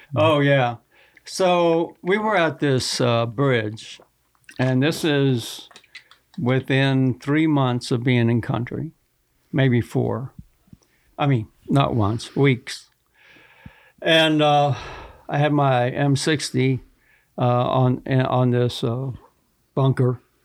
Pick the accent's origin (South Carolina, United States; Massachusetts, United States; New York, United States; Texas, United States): Texas, United States; I grew up hunting in Texas